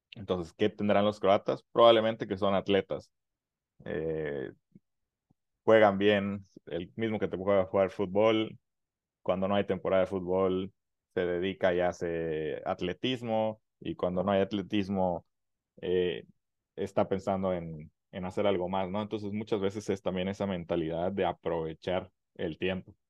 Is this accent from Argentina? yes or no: no; Mexico; como mexicanos